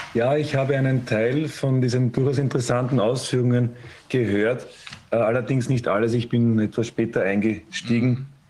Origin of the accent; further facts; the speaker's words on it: Austria; bei uns in Österreich